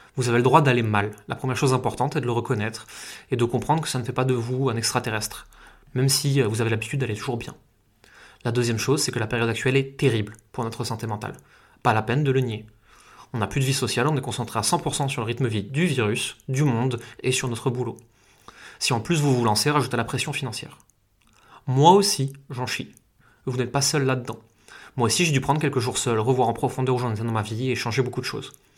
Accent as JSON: {"language": "French", "country": "France", "tie": "born or raised there", "said": "Là où j'ai grandi, et pourtant c'est euh, juste une petite ville française"}